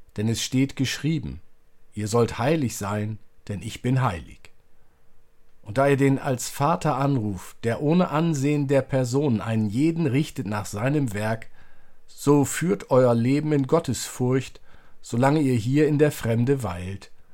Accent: Germany; wir als Deutsche

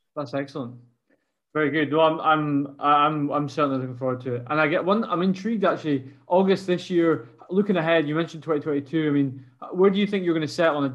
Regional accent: Scotland, United Kingdom; as a Scot

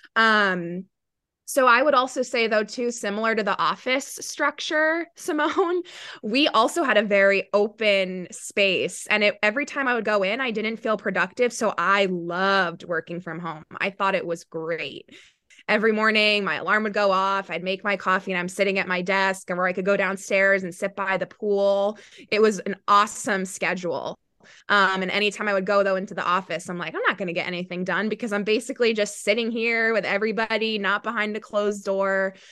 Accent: New York, United States; also born or lived in Charlotte, North Carolina / Clemson, South Carolina; I am from New York

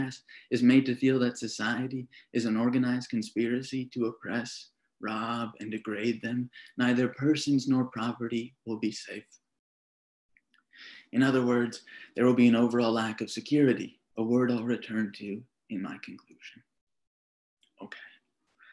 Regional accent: Minnesota, United States; moved away as an adult; now in St. Louis, United States; I'm from Minnesota. The cities, what Minnesotans call Minneapolis and St. Paul, is what I would call my home

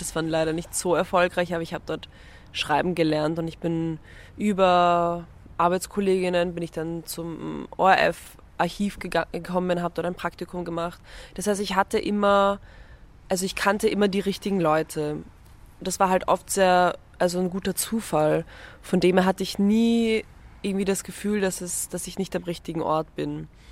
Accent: Vienna, Austria; ich komme aus Wien, also ich bin in Wien aufgewachsen

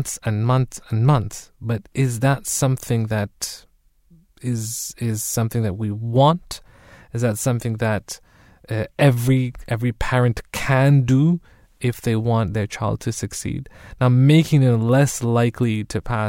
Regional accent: Germany; now in United Kingdom; growing up in Germany

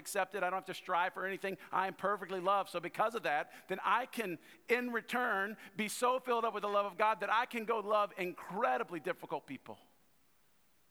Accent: North Louisiana, United States; I was born in South Louisiana, but raised in North Louisiana

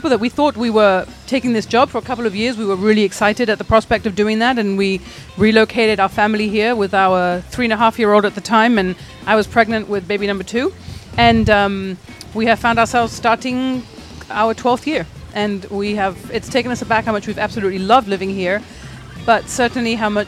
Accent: Lebanon; also born or lived in England / Abu Dhabi / Jordan / Saudi Arabia; So we were born in England and we grew up in the Middle East, in Lebanon, in Abu Dhabi, in Jordan, in Saudi Arabia.

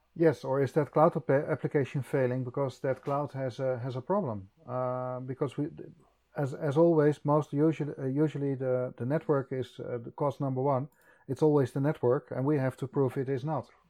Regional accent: Netherlands; I'm from Holland

